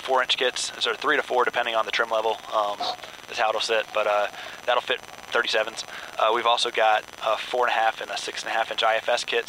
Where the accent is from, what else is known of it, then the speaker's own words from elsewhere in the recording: Virginia, United States; moved away as an adult; now in Michigan, United States; I'm from Virginia, so moved up to Michigan and started the job there